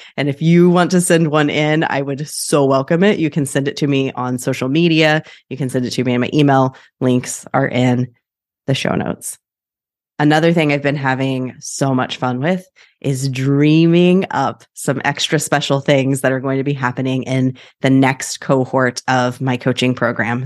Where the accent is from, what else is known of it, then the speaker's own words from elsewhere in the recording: Wichita, Kansas, United States; now in Portland, United States; I am from Wichita, Kansas, originally, now in Portland